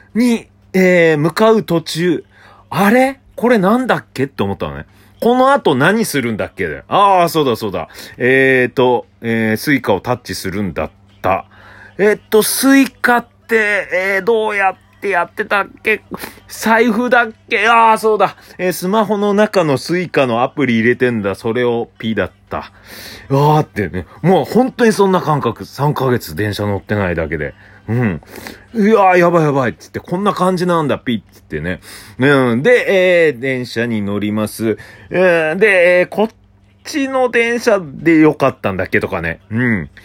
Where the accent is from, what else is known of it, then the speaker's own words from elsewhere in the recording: Obihiro, Hokkaido, Japan; now in Tokyo, Japan; 北海道出身なんでね、北海道帯広市から東京に出てきて